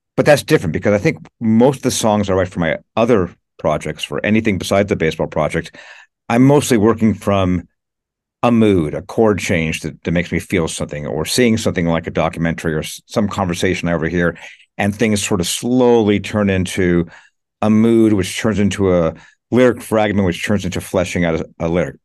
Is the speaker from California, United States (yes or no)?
yes; Los Angeles, California, United States; moved away as an adult; now in New York, United States; I was born and raised in L A.